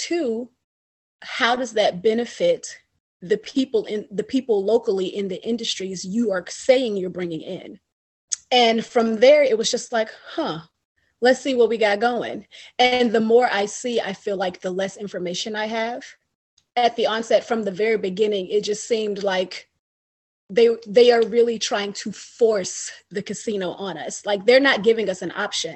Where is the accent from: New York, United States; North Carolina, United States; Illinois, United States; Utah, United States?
North Carolina, United States; Winston-Salem; now in Richmond, United States; I'm not from here. I'm from Winston-Salem, North Carolina. But I've been here a while